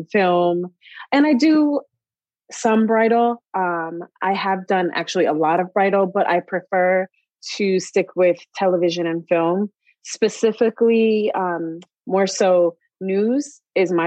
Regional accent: New York, United States; also born or lived in North Carolina / Long Island, New York; I've grown up in New York, but I've also lived in other places like North Carolina and the South

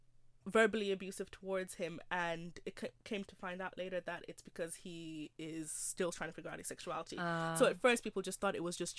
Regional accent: Nigeria; I love my culture. I love being Nigerian.

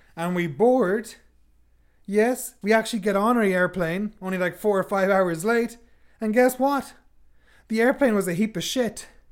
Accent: Sligo, Connacht, Ireland; moved away; my hometown of Sligo

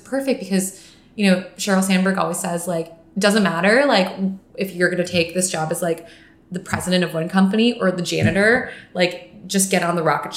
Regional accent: Virginia, United States; moved away as an adult; also born or lived in Los Angeles / New York; I was from Virginia

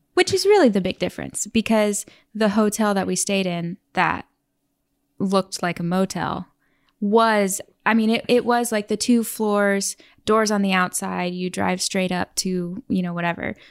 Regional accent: Oklahoma, United States; moved away as an adult; also born or lived in New York City; now in Oregon, United States; the town we grew up in in Oklahoma had 50,000 people

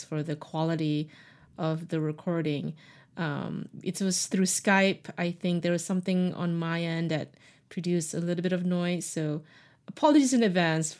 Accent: Malaysia; moved away as an adult; now in United States; I was born and raised in Malaysia, but I moved to the US when I was 18, and I've been here ever since.

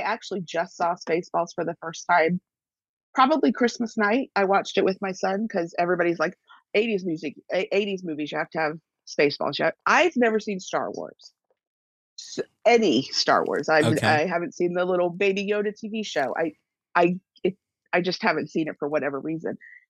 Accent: United States; I think it's the accent that does it because I'm such an American.

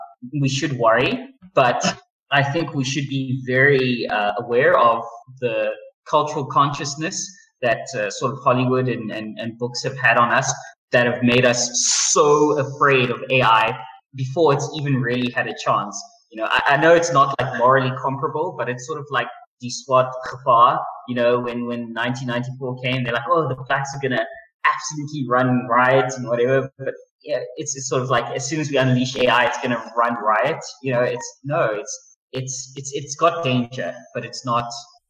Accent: Pretoria, Gauteng, South Africa; also born or lived in Johannesburg; I went to school in Joburg. Okay. I'm from Pretoria. I was born here. I'm staying here.

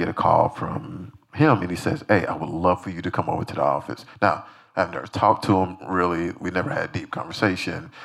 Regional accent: Decatur, Georgia, United States; I'm a kid from Decatur, Georgia

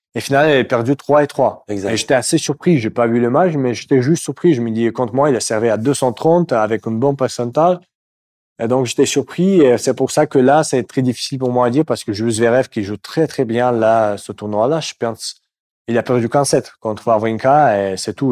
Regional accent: Moscow, Russia; French is a second language; moved away; Je viens de Moscou

